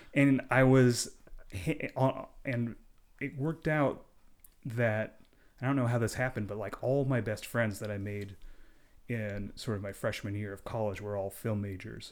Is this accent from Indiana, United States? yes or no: no; Park City, Utah, United States; I grew up in Park City, Utah